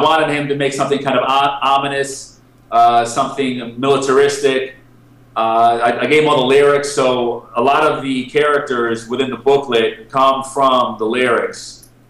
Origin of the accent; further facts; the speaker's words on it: Connecticut, United States; moved away as an adult; now in Cyprus; I'm from Connecticut